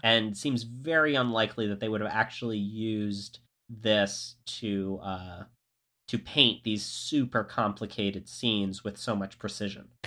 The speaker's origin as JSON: {"language": "English", "region": "Florida", "country": "United States", "tie": "born or raised there", "said": "I grew up in Florida"}